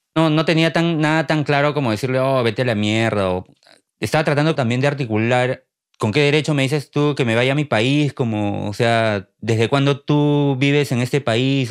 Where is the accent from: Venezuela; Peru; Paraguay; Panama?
Peru; moved away as an adult; now in Maine, United States; yo soy de Perú